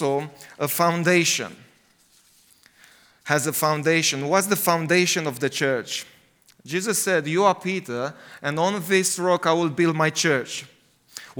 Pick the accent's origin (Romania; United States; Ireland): Romania; English is a second language; also born or lived in United Kingdom; I like it in Romania, because I feel at home there.